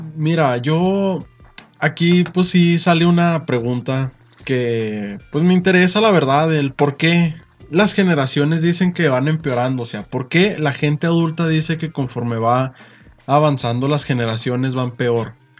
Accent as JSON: {"language": "Spanish", "country": "Mexico"}